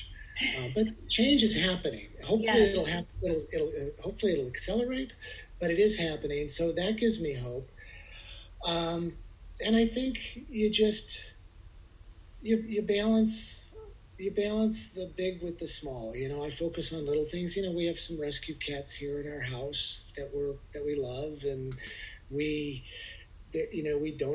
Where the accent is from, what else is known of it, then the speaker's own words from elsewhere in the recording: Midwest, United States; moved away; I'm from the Midwest